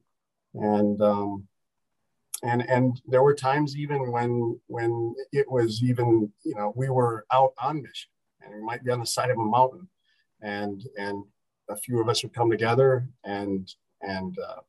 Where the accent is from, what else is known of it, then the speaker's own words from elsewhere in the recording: Houghton, United States; I grew up in Houghton here